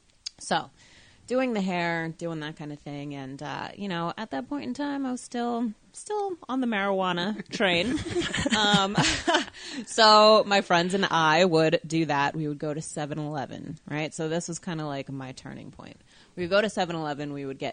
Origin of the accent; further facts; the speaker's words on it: New Jersey, United States; also born or lived in Colorado; I'm originally from New Jersey. I lived in Colorado for a couple years when I was tiny, tiny, and then came back here when I was about 4 or 5, and I've been here ever since.